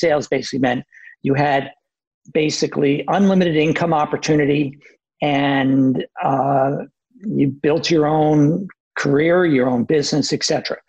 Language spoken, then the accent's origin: English; New York City, New York, United States; moved away as an adult; also born or lived in Southern California; I grew up in Queens, New York, and went to Queens College.